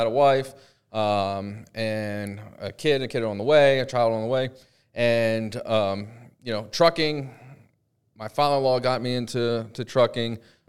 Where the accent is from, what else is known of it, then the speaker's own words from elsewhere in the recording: Pennsylvania, United States; Well, I'm from Pennsylvania